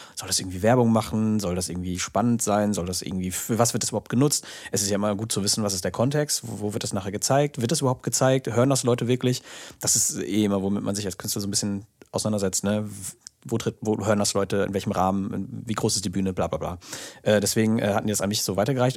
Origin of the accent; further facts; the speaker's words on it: OWL, Porta Westfalica / Paderborn, North Rhine-Westphalia, Germany; hier in meiner Heimat oder in OWL